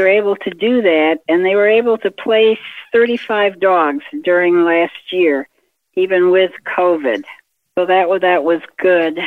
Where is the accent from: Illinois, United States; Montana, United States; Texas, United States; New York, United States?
New York, United States; moved away as an adult; now in Florida, United States; I still think of myself as a New Yorker